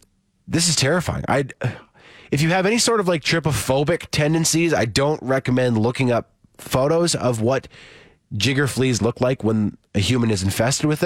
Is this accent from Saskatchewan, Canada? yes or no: yes; Saskatoon, Saskatchewan, Canada; moved away; my hometown of Saskatoon